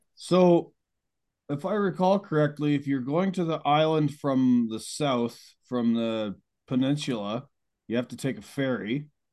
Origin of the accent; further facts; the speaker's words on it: Beamsville, Ontario, Canada; moved away; back to my hometown of Beamsville, Ontario